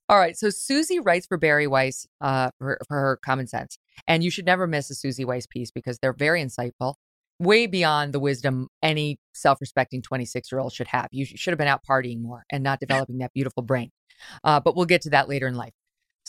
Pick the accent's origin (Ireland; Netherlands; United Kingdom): Ireland; I am, because I'm Irish.